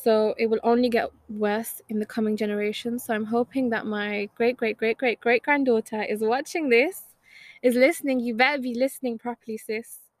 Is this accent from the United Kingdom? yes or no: yes; Wolverhampton, West Midlands, United Kingdom; I am 20 years old, born and raised in Wolverhampton.